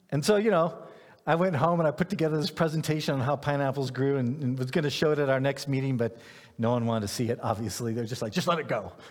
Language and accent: English; Ghana; I grew up in, in West Africa. I grew up in Ghana. I had pineapples growing in my yard.